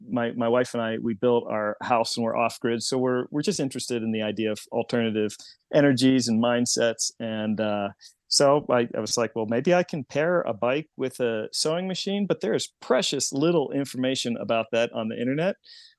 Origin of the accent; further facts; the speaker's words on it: Pennsylvania, United States; Yeah, I grew up near Lake Erie, and now I live near Harrisburg